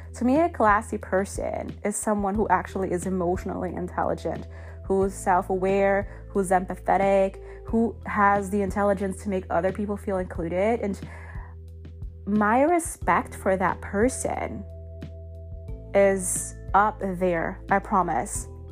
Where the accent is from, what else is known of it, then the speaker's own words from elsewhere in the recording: Germany; now in United States; I'm from Germany